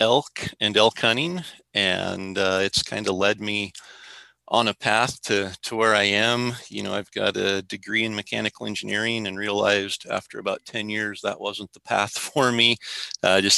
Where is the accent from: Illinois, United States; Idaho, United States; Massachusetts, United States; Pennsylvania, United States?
Idaho, United States; Clearwater region of; I grew up in elk country, and I grew up in the Clearwater region of Idaho